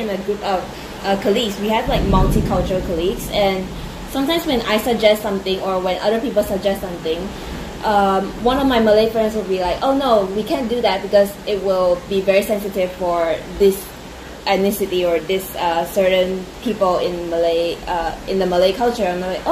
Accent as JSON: {"language": "English", "country": "United States", "tie": "born or raised there", "moved": "yes", "said": "I grew up in the States, so I was like the only Asian girl in the school"}